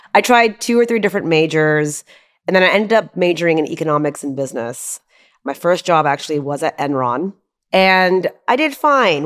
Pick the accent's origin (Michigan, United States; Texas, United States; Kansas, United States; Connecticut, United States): Texas, United States; Houston; also born or lived in Charleston, West Virginia; I was born in Charleston, West Virginia. And I moved to Houston immediately after that when I was one.